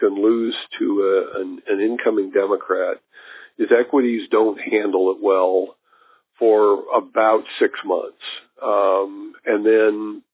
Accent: Kansas City, Missouri, United States; I grew up in Kansas City, and it's a bit of a railroad hub

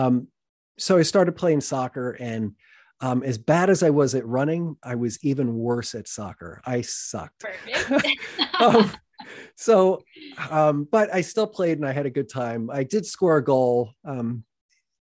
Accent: Boonton Township, New Jersey, United States; I grew up in Booton Township

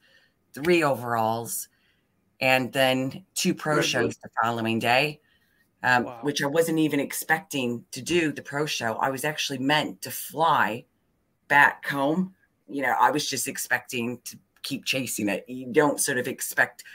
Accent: Toledo, Ohio, United States; moved away as an adult; now in United Kingdom; I'm originally from Toledo, Ohio. So Buckeye State. I came over in my 20s. So when I was about 22, I came over here to the UK.

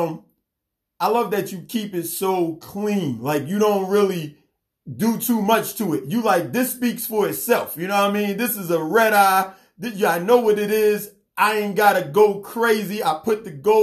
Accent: New York, United States; my hometown, New York

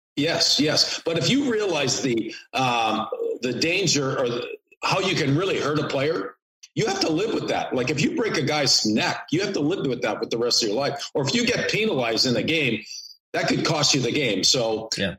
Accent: Canada; moved away as an adult; also born or lived in New York / Detroit; I grew up in Canada

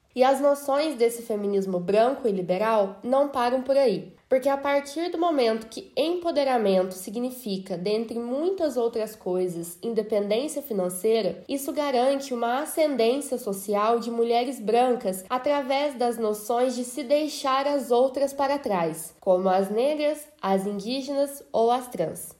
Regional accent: Brazil; nós somos brasileiras, lindas, maravilhosas, vivemos num país quente

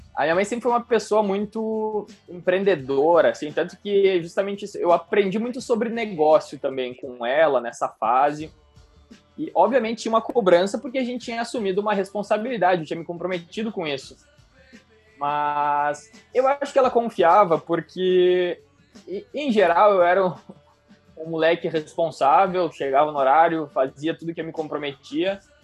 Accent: Carlos Barbosa, Rio Grande do Sul, Brazil; also born or lived in Antônio Prado; eu nasci em Carlos Barbosa, que é uma cidade aqui do, do Rio Grande do Sul também, no interior do Rio Grande do Sul, na Serra Gaúcha. Morei lá até os meus 12 anos.

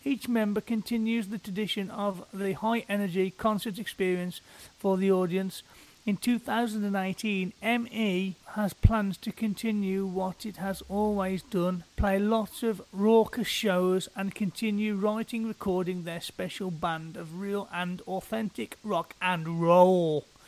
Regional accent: United Kingdom; I am typically British

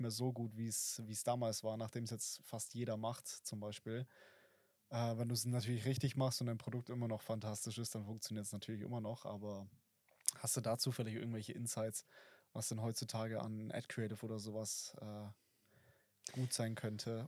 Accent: Oberstdorf, Bavaria, Germany; also born or lived in Fischen; ich komme aus dem äh, aus Oberstdorf

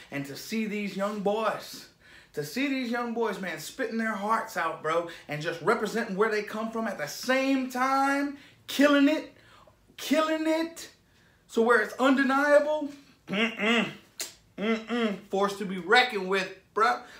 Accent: United States; I'm American

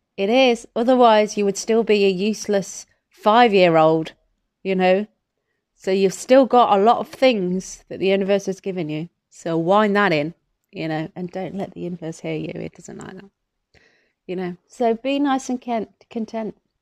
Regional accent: Midlands, United Kingdom; I'm from the Midlands.

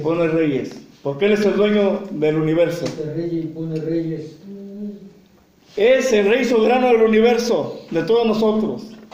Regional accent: Mexico; nosotros como mexicanos

